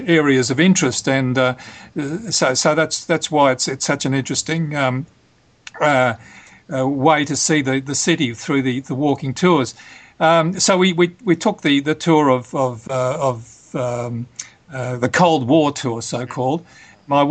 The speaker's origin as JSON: {"language": "English", "country": "Australia", "said": "as an Australian"}